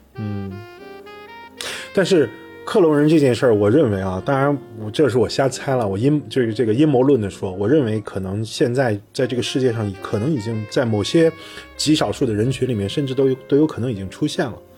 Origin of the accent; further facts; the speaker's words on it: China; 那根据我们中国人说法是，直到他生下来才开始。